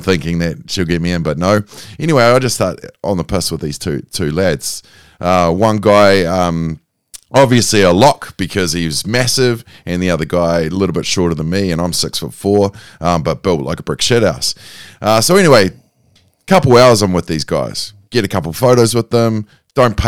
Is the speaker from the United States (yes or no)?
no; New Zealand; I'm a Kiwi.